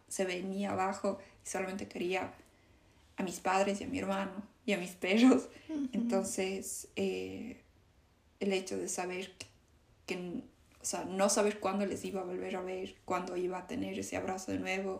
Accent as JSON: {"language": "Spanish", "country": "Ecuador", "moved": "yes", "said": "todo yo amo a, a Ecuador, pero no me regresaría a vivir allá"}